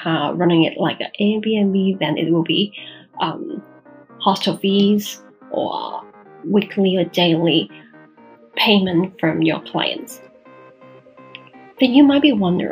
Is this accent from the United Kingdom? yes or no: no; Macau; in Macau, for my hometown